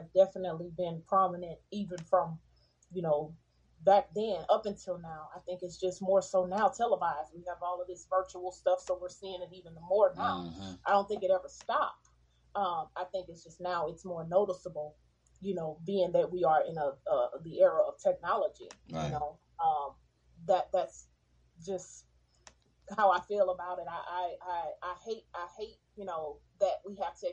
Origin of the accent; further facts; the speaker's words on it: Houston, Texas, United States; growing up in Texas